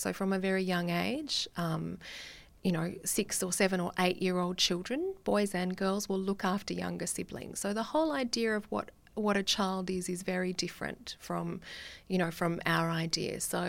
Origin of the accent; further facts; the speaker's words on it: Australia; It's very difficult to work as a Australian in these spaces, because there is a real sense of the colonial history of Australia in the Pacific.